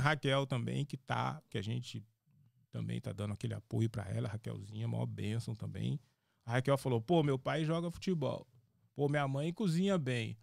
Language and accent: Portuguese; Minas Gerais, Brazil; moved away as an adult; also born or lived in Spain / São Paulo; eu saí de Minas, para Espanha